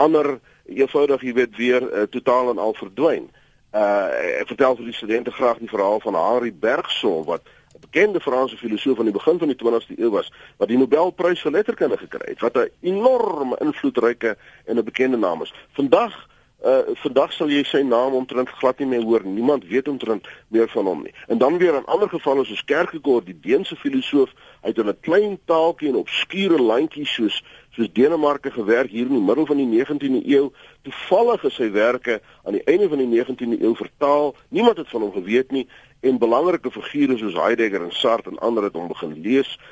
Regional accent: South Africa; ons as Afrikaners het 'n sekere erfenis

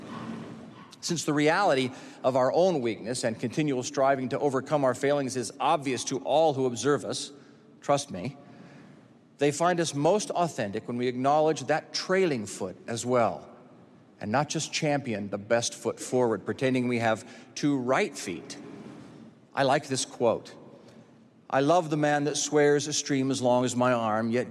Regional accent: Utah, United States; I'm from Utah

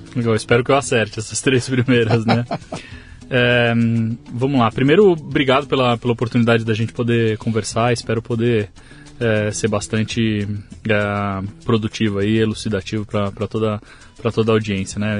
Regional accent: Arujá, São Paulo, Brazil; now in Santa Isabel, Brazil; Eu nasci em São Paulo, aqui, em capital. Tá. É, mas eu fui criado em, em Arujá, ali na, na, é, na, na região do, do Alto Tietê

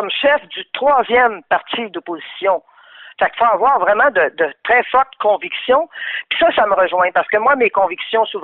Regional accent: Quebec, Canada

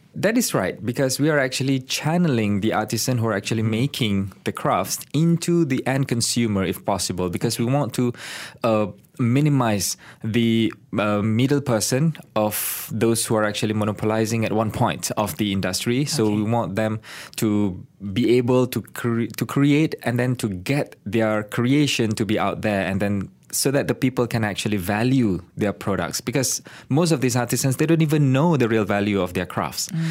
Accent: Kelantan, Malaysia; moved away as an adult; also born or lived in Kuala Lumpur, Malaysia; I'm from Kelantan, but I go back to I went back to my hometown

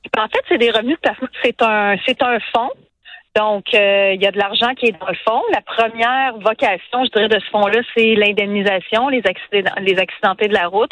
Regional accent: Quebec City, Quebec, Canada; je viens de Québec

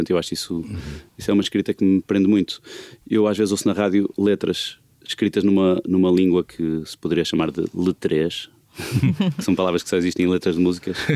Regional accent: Porto District, Portugal; accent: Porto; eu tenho o sotaque que tenho, meio portuense, meio, meio portuense complexado, porque não é de 100%, mas é, é a maneira que eu, que eu aprendi a falar, a ouvir os meus pais e tal.

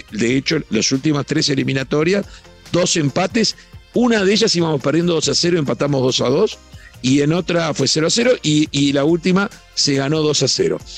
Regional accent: Uruguay; te voy a decir como uruguayo

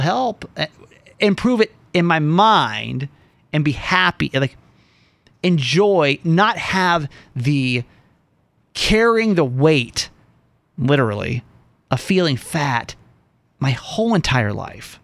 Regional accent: the South, United States; Growing up in the South, being gay in the South

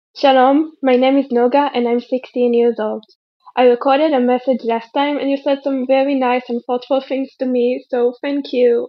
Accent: Germany; moved away as an adult; now in Netherlands; I'm originally from Germany, uh, but a student right now in the Netherlands.

